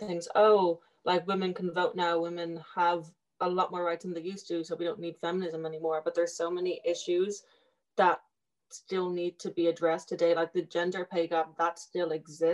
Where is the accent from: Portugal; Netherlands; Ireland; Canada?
Ireland; Dublin, Leinster; moved away as an adult; now in Maynooth, Ireland; I'm from Dublin, but I'm living in Maynooth at the moment on campus